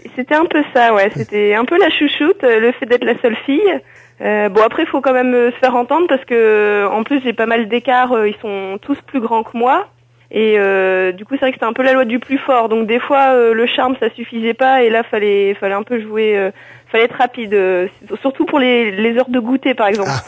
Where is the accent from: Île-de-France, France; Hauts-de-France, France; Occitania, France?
Hauts-de-France, France; the Nord; je, je suis du Nord, je suis une ch'ti